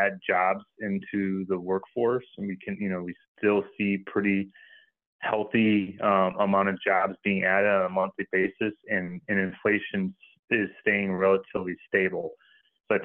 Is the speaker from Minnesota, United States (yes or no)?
yes; Minnesota, United States; I'm from Minnesota, so I like the Vikings.